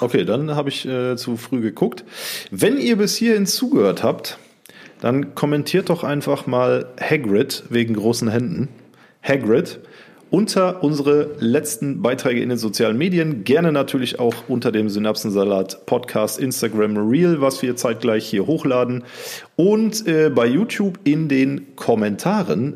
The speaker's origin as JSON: {"language": "German", "region": "North Rhine-Westphalia", "country": "Germany", "said": "Aber wir kommen eigentlich aus Südwestfalen"}